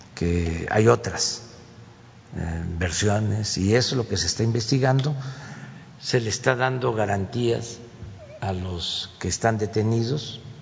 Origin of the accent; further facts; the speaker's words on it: Tabasco, Mexico; moved away as an adult; now in Mexico City, Mexico; siendo tabasqueño de origen